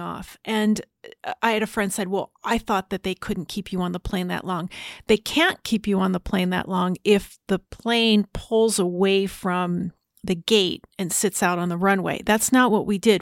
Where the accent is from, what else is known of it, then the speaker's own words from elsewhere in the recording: New Jersey, United States; I was growing up in New Jersey